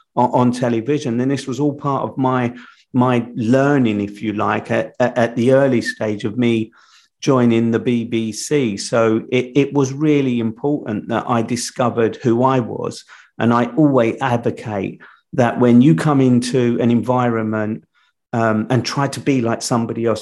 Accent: London, United Kingdom; I'm from London

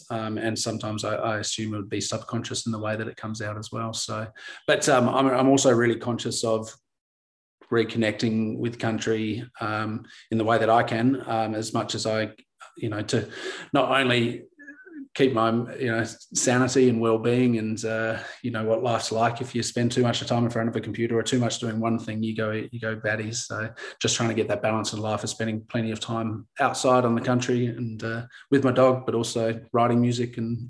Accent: Tasmania, Australia; went back to Tassie recently to record a song with Matt, and that's a special project song about my hometown here.

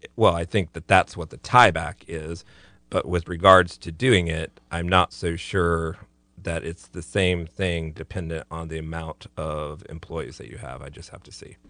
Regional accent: Florida, United States; I'm from Florida

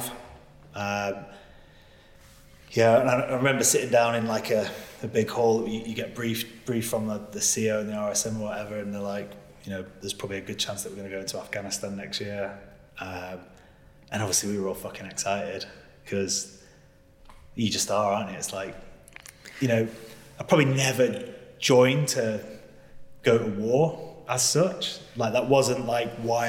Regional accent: Preston, North West England, United Kingdom; moved away as an adult; Where I come from? Preston originally, of all places.

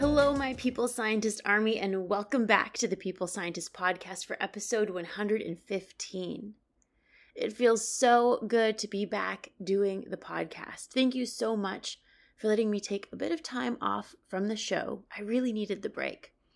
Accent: Canada; now in New York City, United States; I'm originally from Canada, but I work and live in New York City

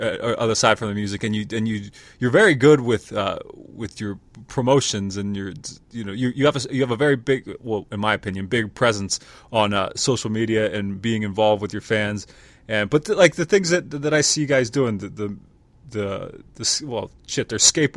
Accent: York, Pennsylvania, United States; I grew up in York, Pennsylvania, which is near here

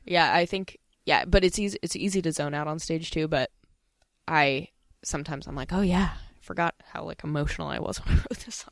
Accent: Pasadena, California, United States; where I grew up in Pasadena

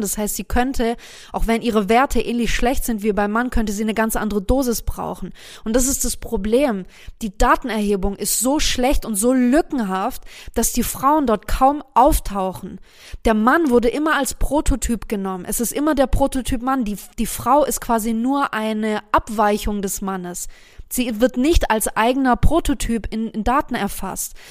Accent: Germany; bei uns in Deutschland

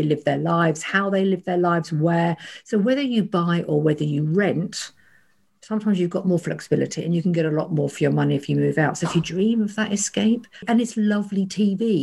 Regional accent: Kent, South East England, United Kingdom; I was brought up in Kent

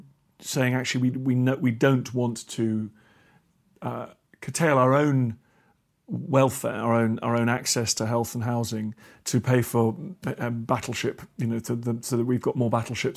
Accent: United Kingdom; I think as a Brit, it's an interesting book to read

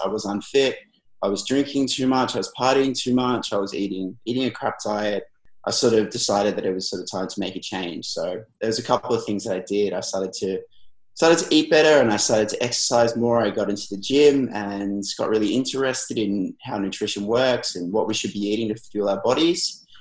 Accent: Melbourne, Victoria, Australia; I'm from Melbourne, Australia. So I'm a registered nutritionist here.

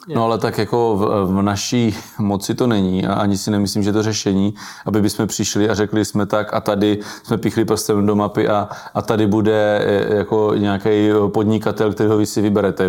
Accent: Brno, South Moravian Region, Czechia; já jsem z Brna venková

